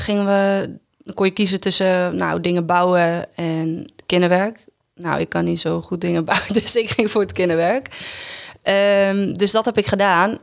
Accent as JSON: {"language": "Dutch", "town": "Ureterp", "region": "Friesland", "country": "Netherlands", "tie": "born or raised there", "also_born_or_lived": "Drachten", "said": "ik ben opgegroeid in Friesland, in Ureterp en Friespalen"}